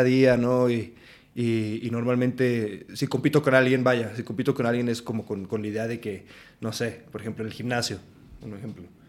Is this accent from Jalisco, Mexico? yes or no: no; Aguascalientes, Mexico; moved away as an adult; also born or lived in Morelia, Michoacán; now in Mexico City, Mexico; mi acta de nacimiento dice lo contrario, pero vaya, yo crecí en Aguascalientes